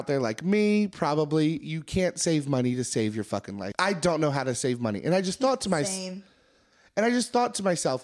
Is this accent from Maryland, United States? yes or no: yes; Maryland, United States; I'm from Maryland